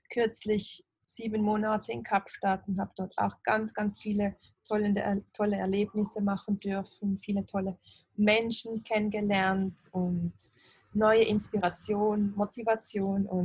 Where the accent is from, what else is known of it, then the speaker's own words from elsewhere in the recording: Basel, Basel-Stadt, Switzerland; Ich bin aus Basel, aus der Schweiz.